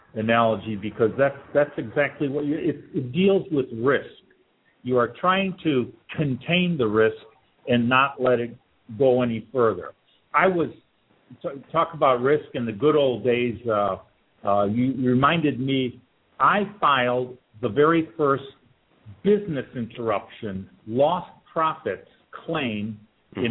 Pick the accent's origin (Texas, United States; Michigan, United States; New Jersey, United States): Michigan, United States; Detroit; moved away; I'm originally from Detroit